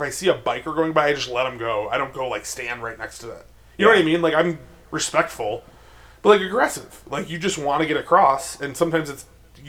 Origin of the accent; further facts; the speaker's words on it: Chicago, Illinois, United States; I'm from Chicago.